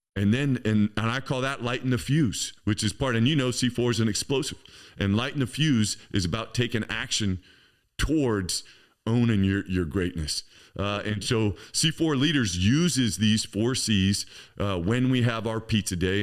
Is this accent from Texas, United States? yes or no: no; Campbell, California, United States; I grew up in Campbell, um, which is right inside San Jose